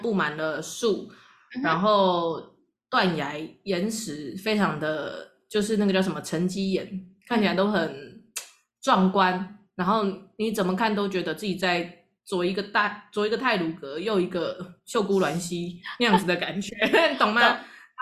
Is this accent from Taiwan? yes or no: yes; Taiwan; 我们台湾人